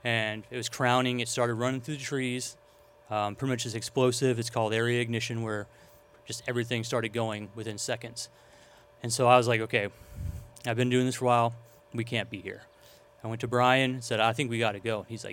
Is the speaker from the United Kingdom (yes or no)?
no; Old Shasta, California, United States; I'm from Old Shasta, so it was difficult to see my my hometown being destroyed pretty much piece by piece